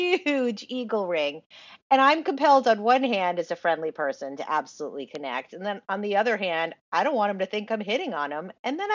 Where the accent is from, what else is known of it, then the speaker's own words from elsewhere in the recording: Rhode Island, United States; now in Los Angeles, United States; my home state of Rhode Island